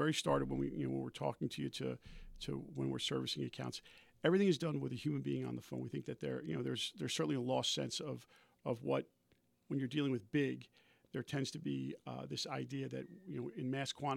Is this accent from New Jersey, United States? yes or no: yes; New Jersey, United States; moved away; I was originally from Central Jersey, not far from Rutgers University